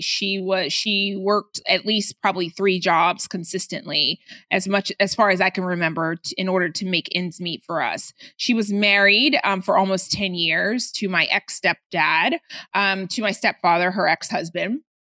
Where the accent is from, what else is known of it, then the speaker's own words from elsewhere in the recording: Atlanta, Georgia, United States; also born or lived in Baltimore, Maryland; I moved to Atlanta when I was, uh, ten